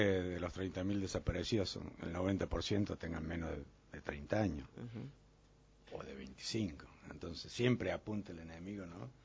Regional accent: Bialet Massé, Córdoba, Argentina; en mi pueblo, en Vialé

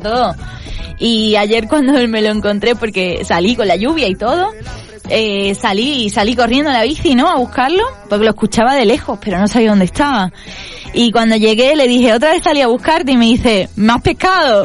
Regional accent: Cádiz, Andalusia, Spain; now in Uruguay; yo soy de Cádiz, de Andalucía, de España

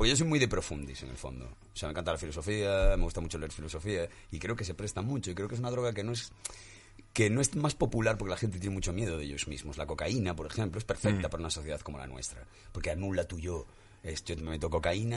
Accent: Galicia, Spain; yo que vengo de Galicia

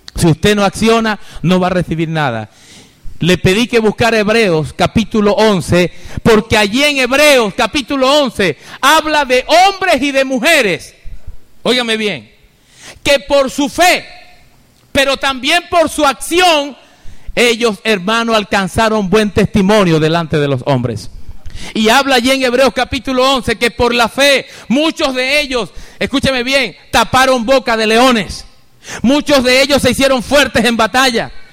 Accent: Venezuela; now in Costa Rica; soy venezolano

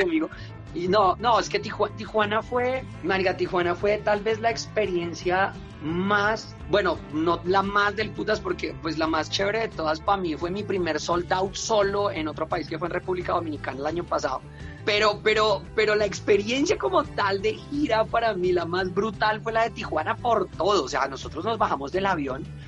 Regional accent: Colombia; es lo que somos los colombianos

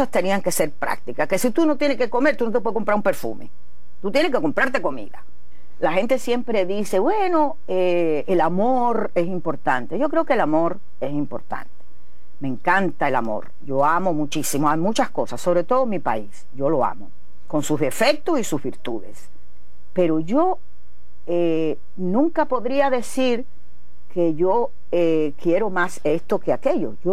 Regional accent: Las Tunas, Cuba; de las Tunas, artista, revolucionaria, cubana.

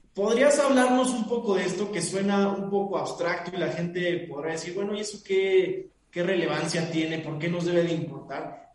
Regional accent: Mexico; nuestra identidad como mexicanos

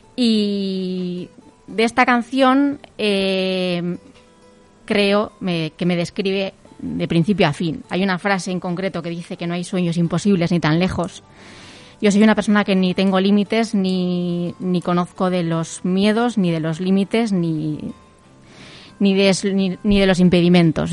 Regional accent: a village near Pamplona, Navarre, Spain; yo vivo en un pueblito de, de al lado de, Pamplona

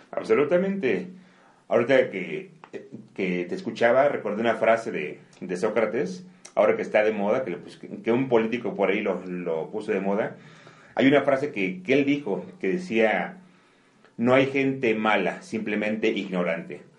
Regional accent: Mexico

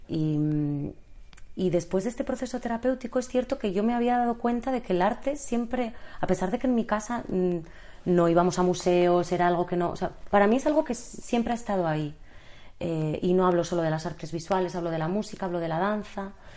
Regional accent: Bilbao, Basque Country, Spain; also born or lived in Madrid; now in Barcelona, Spain; en realidad soy de Bilbao, he estudiado en el extranjero, luego la carrera la hice en Madrid, eh, llegué a Barcelona por amor

